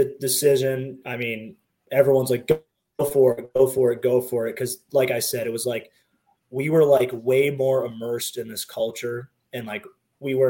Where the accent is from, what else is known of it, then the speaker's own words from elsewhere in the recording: Columbus, Ohio, United States; moved away; Growing up in Columbus, like my grandma worked for the university